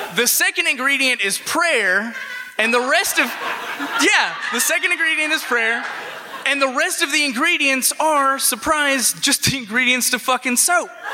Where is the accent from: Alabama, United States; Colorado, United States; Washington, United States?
Alabama, United States; now in Chicago, United States; I moved to Chicago from Alabama